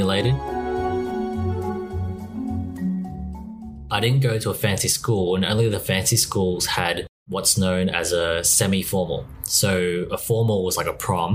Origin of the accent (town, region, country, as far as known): Australia; born or raised there